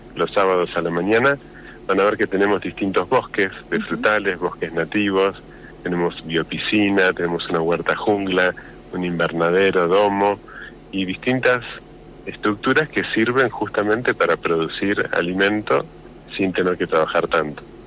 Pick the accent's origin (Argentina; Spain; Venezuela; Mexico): Argentina; Bahía Blanca, Buenos Aires Province; moved away as an adult; now in La Pampa, Argentina; yo soy de Bahía Blanca y mujer de Rosario